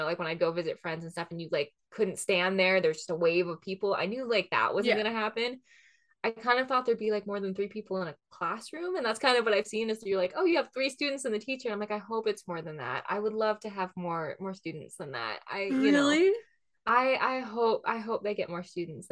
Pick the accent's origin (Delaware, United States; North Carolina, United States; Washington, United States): Washington, United States; outside of Seattle; I grew up outside of Seattle